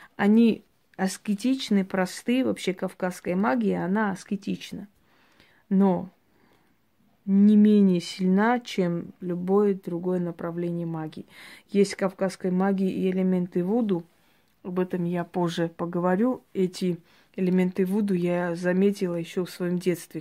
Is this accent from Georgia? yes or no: yes; Georgia; я родилась в Грузии